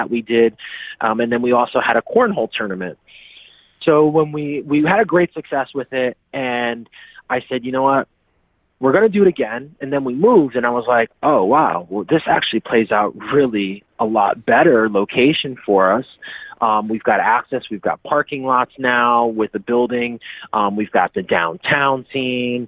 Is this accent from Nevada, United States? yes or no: no; Bridgeport, Connecticut, United States; now in Beacon Falls, United States; I grew up in Bridgeport, born and raised